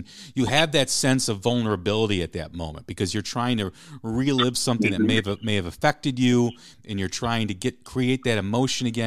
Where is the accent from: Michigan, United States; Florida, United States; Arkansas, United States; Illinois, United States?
Illinois, United States; Chicago; I grew up in Chicago